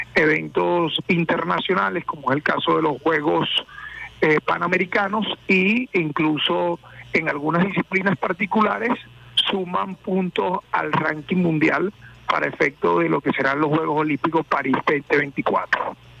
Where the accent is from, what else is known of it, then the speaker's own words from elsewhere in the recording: Venezuela; somos, bueno, hijos de Bolívar